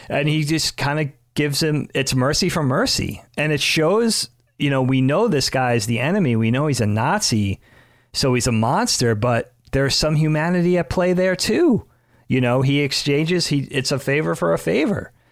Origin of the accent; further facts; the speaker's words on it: Long Island, New York, United States; any number of dudes I, I grew up with in the Northeast, in New York, on Long Island